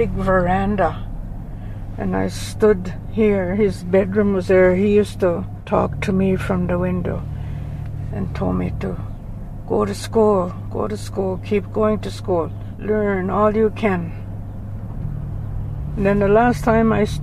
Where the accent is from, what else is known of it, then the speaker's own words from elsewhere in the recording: Fort Qu'Appelle, Saskatchewan, Canada; I was born in the Indian Hospital, Fort Capel, April the 18th, 1944.